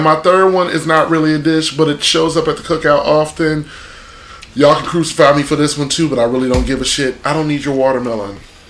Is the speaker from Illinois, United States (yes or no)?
yes; Chicago, Illinois, United States; moved away; because I'm from Chicago, and it's what we do. It's what I've done my entire life.